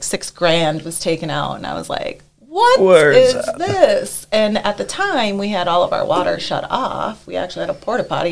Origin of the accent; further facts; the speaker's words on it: Fergus Falls, Minnesota, United States; moved away as an adult; also born or lived in Eden Valley, Minnesota / St. Cloud, Minnesota; I am from Fergus Falls, Minnesota. My parents growing up, they owned, it was Tires Plus